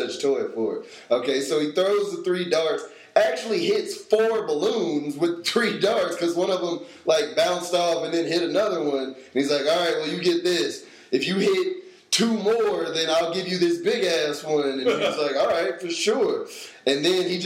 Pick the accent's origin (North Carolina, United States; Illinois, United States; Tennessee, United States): North Carolina, United States; Durham; moved away; I grew up in Durham, so every year we would go to the state fair